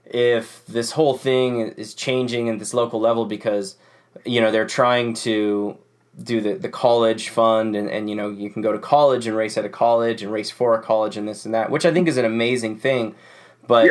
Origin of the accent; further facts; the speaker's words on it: Oregon, United States; this is my home state. They came here to Oregon